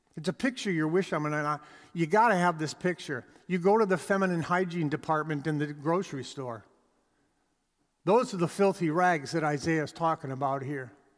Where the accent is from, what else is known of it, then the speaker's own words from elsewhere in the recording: Canada; We are Canadian.